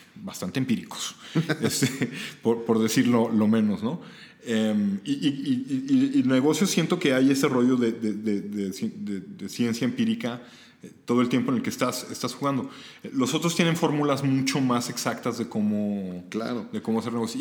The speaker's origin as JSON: {"language": "Spanish", "country": "Mexico", "tie": "born or raised there", "said": "México me vio nacer"}